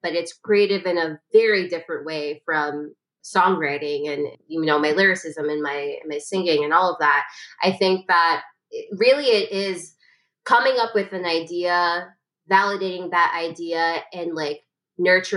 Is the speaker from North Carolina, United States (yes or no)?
no; New York City, New York, United States; I'm a lyricist from Brooklyn